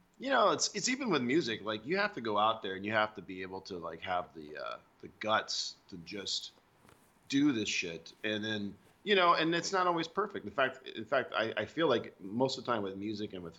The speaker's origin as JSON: {"language": "English", "region": "Alabama", "country": "United States", "tie": "born or raised there", "also_born_or_lived": "Seattle", "moved": "yes", "lives_now": "Los Angeles, United States", "said": "I was born in Alabama, which is a very southern state, United States"}